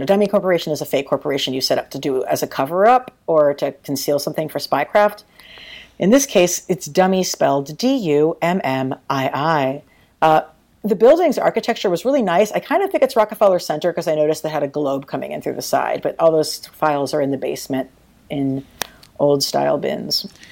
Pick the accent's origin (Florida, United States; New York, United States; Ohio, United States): New York, United States; as a New Yorker